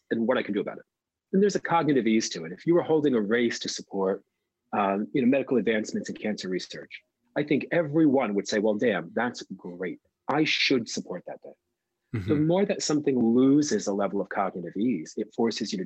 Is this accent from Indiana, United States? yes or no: no; New Jersey, United States; I grew up in New Jersey